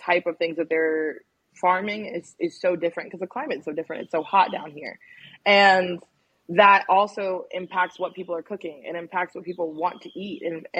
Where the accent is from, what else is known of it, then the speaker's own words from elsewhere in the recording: Washington metropolitan area, United States; now in Deep South, United States; And I think that growing up on the East Coast and growing up in the DMV, I was very lucky in the way that I grew up in terms of food access